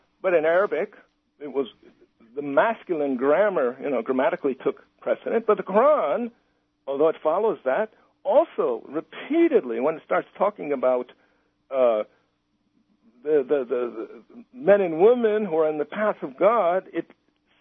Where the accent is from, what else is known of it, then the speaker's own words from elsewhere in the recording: United States; also born or lived in Iran; I said, America